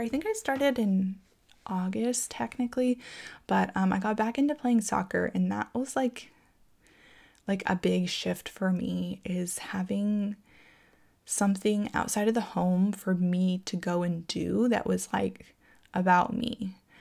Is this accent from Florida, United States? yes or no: yes; Florida, United States; now in California, United States; growing up in Florida, it just rained all the time there